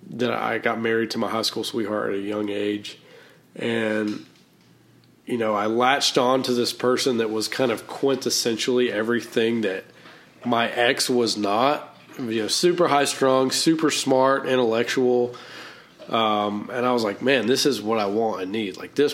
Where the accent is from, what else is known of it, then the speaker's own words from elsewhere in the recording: the South, United States; accent: Southern; And I learned how to dress well, and I learned how to use my Southern accent in a way.